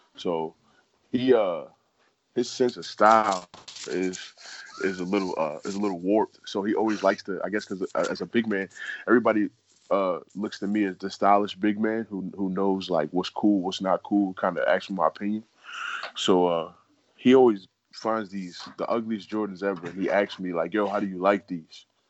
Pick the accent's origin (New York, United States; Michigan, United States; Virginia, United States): New York, United States; New York City; moved away as an adult; now in Arizona, United States; I'm from New York City